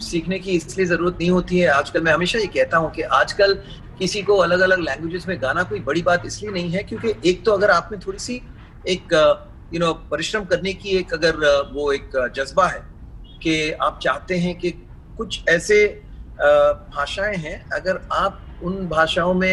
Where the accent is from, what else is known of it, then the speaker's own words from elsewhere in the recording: Mumbai, Maharashtra, India; चूंकि मैं मुंबई में पला पड़ा हूँ मेरा सेकंड लैंग्वेज मराठी है मैंने स्कूल में सीखा है